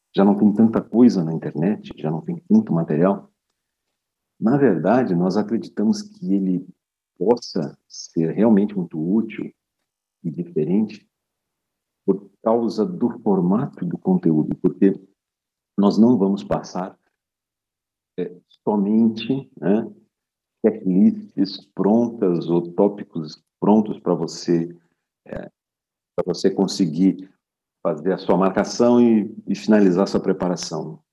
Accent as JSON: {"language": "Portuguese", "country": "Brazil", "tie": "born or raised there", "moved": "as an adult", "lives_now": "Portugal", "said": "eu sou brasileiro de nascimento e criação"}